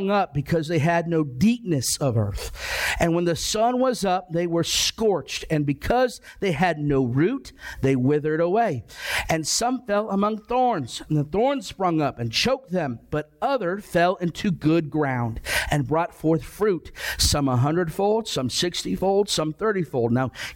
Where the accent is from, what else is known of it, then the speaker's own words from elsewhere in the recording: Ohio, United States; I grew up in Ohio.